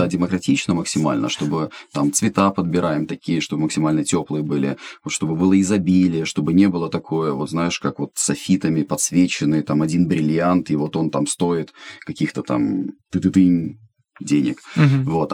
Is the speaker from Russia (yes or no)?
no; Estonia; moved away as an adult; also born or lived in Ukraine; now in Kyiv, Ukraine; я эстонец, живу в Украине 18 лет